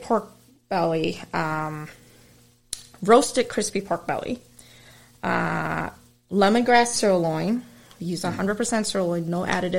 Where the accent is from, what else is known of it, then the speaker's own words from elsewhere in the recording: Malden, Massachusetts, United States; But I grew up in Malden area, and there's a big concentration of Vietnamese there.